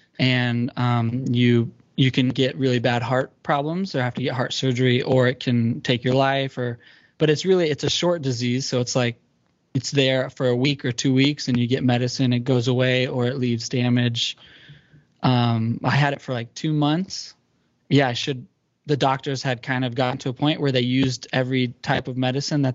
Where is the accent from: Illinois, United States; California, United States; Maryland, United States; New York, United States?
California, United States; Central; moved away as an adult; now in Hawaii, United States; I grew up in California. And I moved here about 5 years ago.